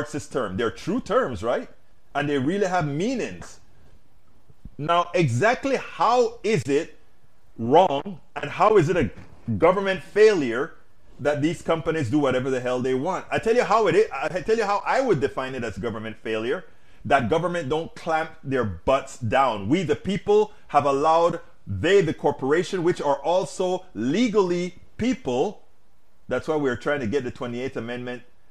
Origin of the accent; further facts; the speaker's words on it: United States; now in Washington, D.C., United States; I am an American, I'm a proud American